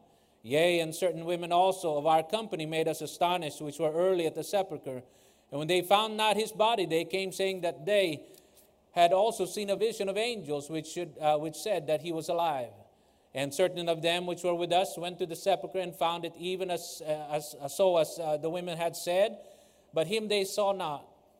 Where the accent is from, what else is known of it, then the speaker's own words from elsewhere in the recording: United States; I am an American